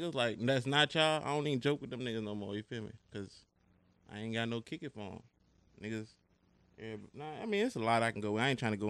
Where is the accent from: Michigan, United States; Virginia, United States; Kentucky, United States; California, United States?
Virginia, United States; Petersburg; I'm from the Heights. Petersburg, VA, but I claim the Heights. I don't claim the Berry. If you know, you know. 27